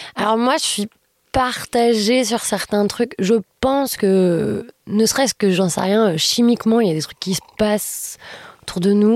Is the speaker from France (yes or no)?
yes; Lyon, Auvergne-Rhône-Alpes, France; moved away as an adult; now in Paris, France; je suis lyonnaise